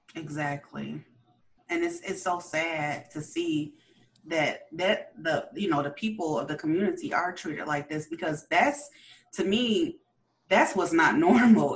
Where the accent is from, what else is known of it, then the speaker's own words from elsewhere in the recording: Chicago, Illinois, United States; I grew up in Chicago